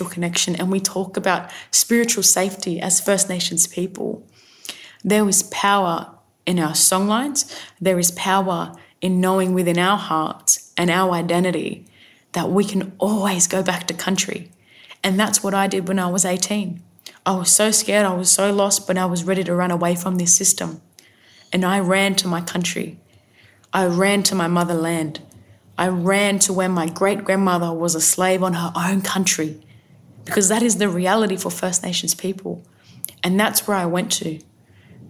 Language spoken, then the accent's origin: English; Sydney, New South Wales, Australia; My family come from the mid-north coast of New South Wales, and I've spent a lot of my time growing up on Gadigal country, the city of resistance